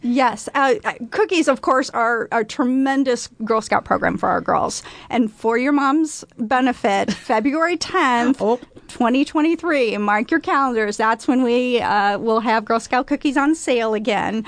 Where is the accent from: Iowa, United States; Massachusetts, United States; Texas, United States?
Iowa, United States; Council Bluffs; moved away as an adult; now in Omaha, United States; I grew up in Council Bluffs, Iowa